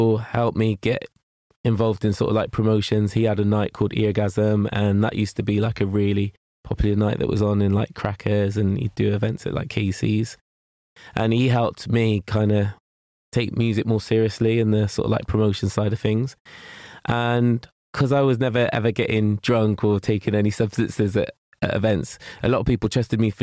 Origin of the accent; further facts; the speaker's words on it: Gloucester, South West England, United Kingdom; I grew up in Matson, and yeah, that's the like my oldest memories is being there